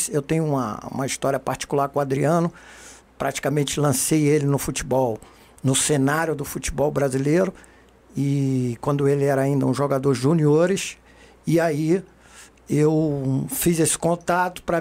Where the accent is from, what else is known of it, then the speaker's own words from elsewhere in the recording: Rio de Janeiro, Brazil; also born or lived in Recife; eu sou pernambucano de origem, nasci em Recife em 1963, sou dos anos 60, é, tenho 59 anos. Mas assim que eu nasci, minha família se transferiu para o Rio de Janeiro e eu fui criado nos subúrbios do Rio de Janeiro, da Central do Brasil.